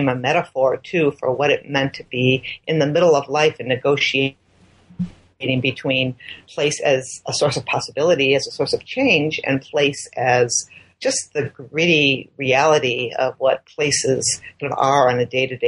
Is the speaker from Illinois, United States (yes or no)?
yes; Chicago, Illinois, United States; moved away as an adult; now in Minnesota, United States; I'd grown up in Chicago.